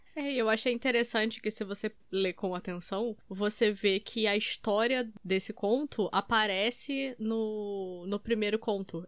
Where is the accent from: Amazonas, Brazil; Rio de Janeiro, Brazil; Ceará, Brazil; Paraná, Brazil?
Rio de Janeiro, Brazil; Três Rios; born or raised there